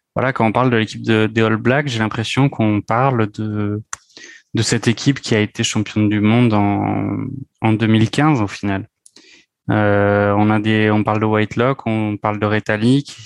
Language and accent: French; France; nous en tant que Français